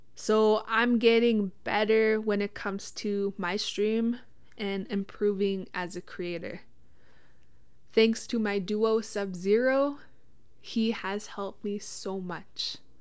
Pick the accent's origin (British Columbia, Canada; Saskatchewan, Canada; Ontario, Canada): Saskatchewan, Canada; Witchekan Lake First Nation; I'm from Wichita Lake First Nation.